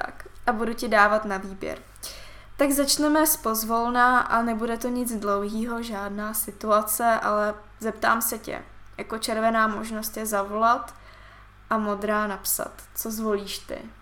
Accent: Siberia, Russia; moved away; jsem se narodila na Sibiři

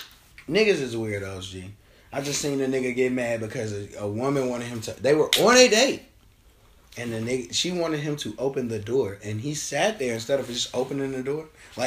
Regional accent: Chicago, Illinois, United States; I'm from Chicago

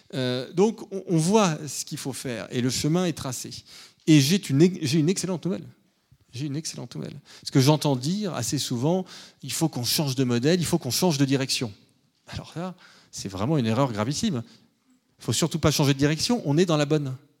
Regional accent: France; en tant que Français

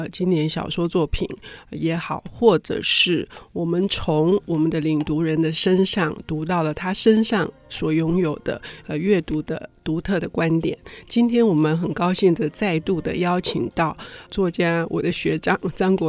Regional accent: Taiwan; 就是我们台湾人办丧事的时候

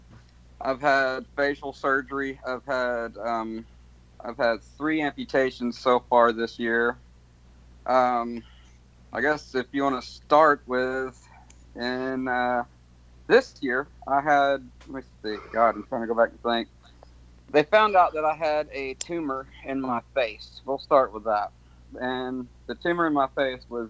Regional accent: Nashville, Tennessee, United States; Nashville, Tennessee

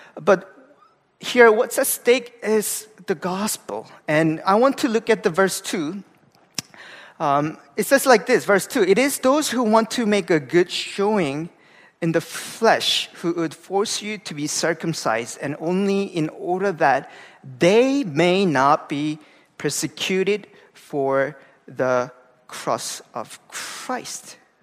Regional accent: Gangwon, South Korea; moved away; I'm from Korea. Uh, I grew up in a very small town uh, in the East Coast, uh, where it's a province called like Gangwon-do

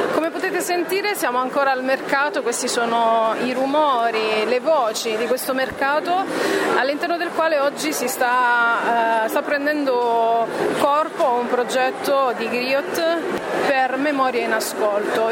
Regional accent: San Benedetto del Tronto, Marche, Italy; vengo da San Benedetto del Tronto e mia madre è di San Benedetto del Tronto, mentre mio padre è congolese

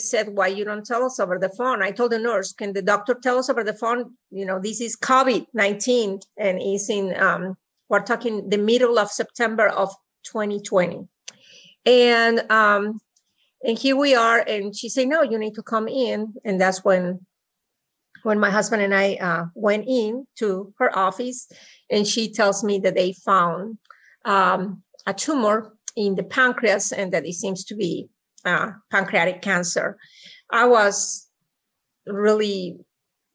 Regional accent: Mexico; English is a second language; moved away as an adult; also born or lived in Puebla, Mexico; now in Austin, United States; I have an accent. So I was born and reared in Mexico, and I came to the United States in the late 80s to go to college

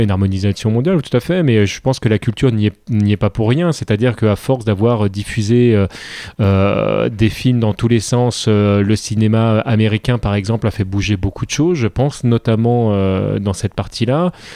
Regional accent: France; on est français, on enregistre ça en France

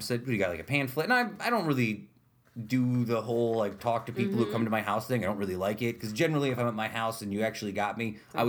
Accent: Utica, New York, United States; I grew up on Ballantyne Bray.

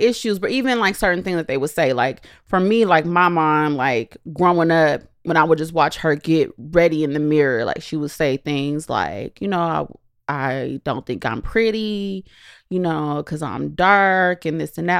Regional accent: Southern California, United States; growing up in California

